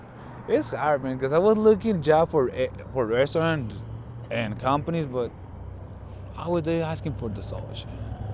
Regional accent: Israel; also born or lived in Mexico; now in Tucson, United States; I'm from Israel.

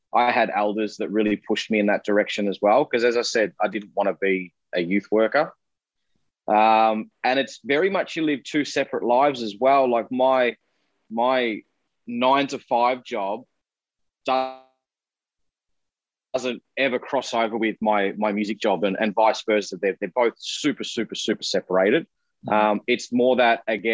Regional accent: Melbourne, Victoria, Australia; I'm from Melbourne

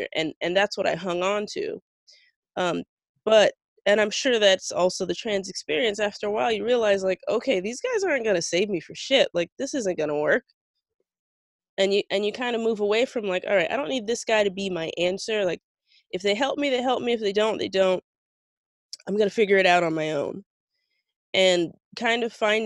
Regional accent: South Florida, United States; I'm from South Florida

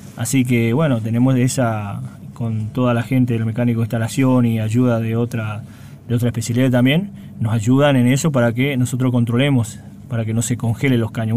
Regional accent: Ibarreta, Formosa, Argentina; moved away; Yo soy oriundo de Ibarreta, de Formosa, exactamente

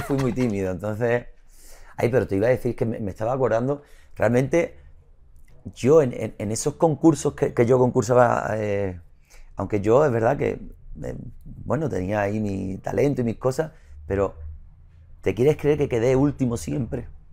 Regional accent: Isla Cristina, Andalusia, Spain; La Cristina, que es mi pueblo, que es un pueblo de mar

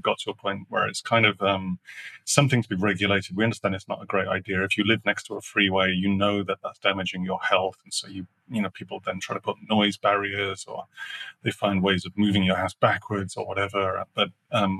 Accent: Sheffield, Yorkshire and the Humber, United Kingdom; I grew up in Sheffield

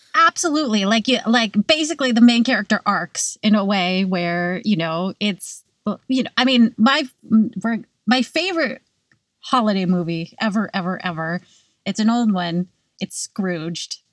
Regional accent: California, United States; now in New York, United States; I grew up in California

